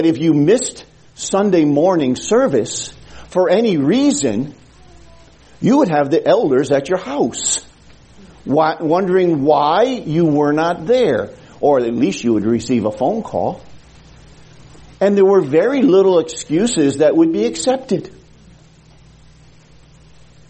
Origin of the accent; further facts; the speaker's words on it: New Haven, Connecticut, United States; when I was a young boy growing up in the Gospel Hall in New Haven, Connecticut